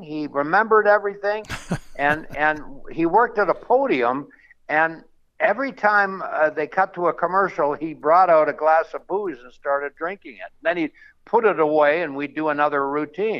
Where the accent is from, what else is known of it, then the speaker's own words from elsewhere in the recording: Canada; now in Las Vegas, United States; I'm a Canadian